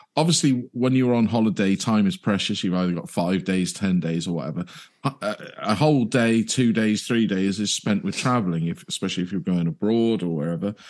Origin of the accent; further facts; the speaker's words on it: United Kingdom; being British